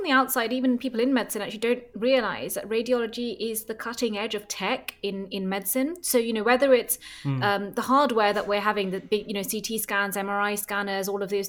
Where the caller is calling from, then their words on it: Copenhagen, Capital Region, Denmark; I'm calling in from Copenhagen and thanks very much for having me on the show.